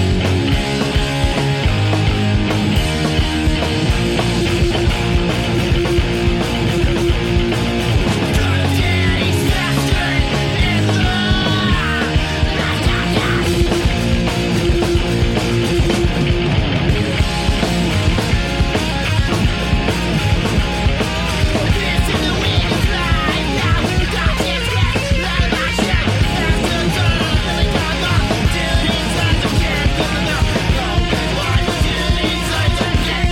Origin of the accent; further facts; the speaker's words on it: Yreka, California, United States; we grew up in Yreka, California